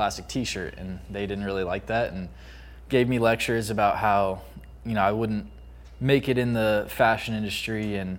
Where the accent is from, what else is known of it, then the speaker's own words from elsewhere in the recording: Lafayette, Indiana, United States; I am from Lafayette, Indiana